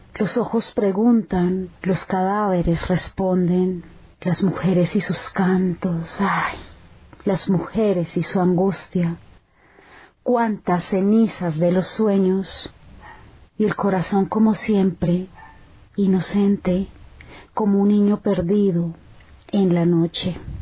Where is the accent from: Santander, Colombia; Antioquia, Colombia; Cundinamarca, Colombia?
Cundinamarca, Colombia; Chía; soy escritora de Chía, Cundinamarca